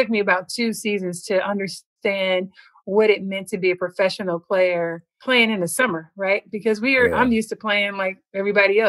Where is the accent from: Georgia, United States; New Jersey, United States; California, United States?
California, United States; Compton; I'm from Compton now.